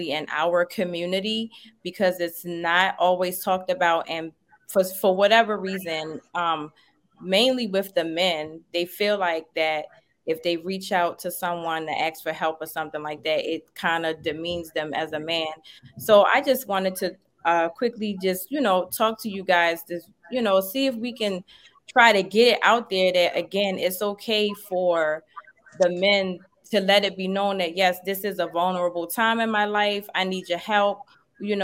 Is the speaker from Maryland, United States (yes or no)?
yes; Baltimore, Maryland, United States; now in Atlanta, United States; I'm from Baltimore, like y'all, of course, you know that, but I'm in Atlanta now